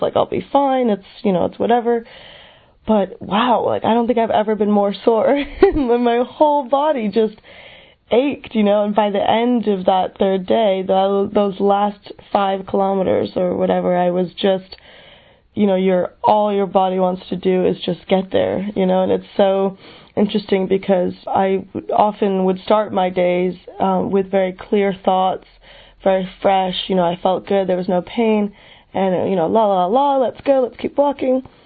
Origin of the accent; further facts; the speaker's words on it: United States; I am 22 years old and I'm from the United States